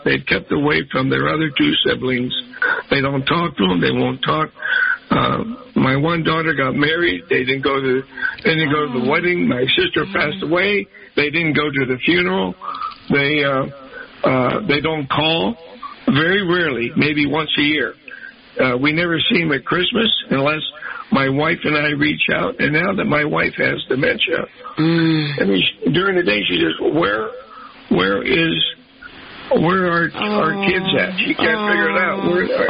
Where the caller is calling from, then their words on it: San Diego, California, United States; I'm calling early from San Diego